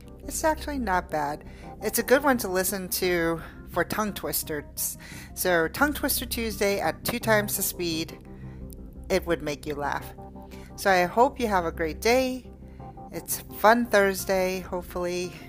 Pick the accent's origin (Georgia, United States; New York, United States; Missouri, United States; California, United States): New York, United States; Even though I'm from New York, my speech isn't necessarily at a fast pace.